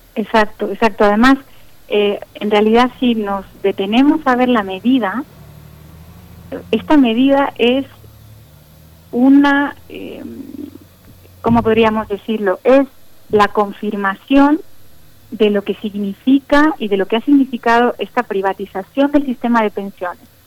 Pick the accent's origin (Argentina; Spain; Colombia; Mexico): Mexico; como la nuestra, como la mexicana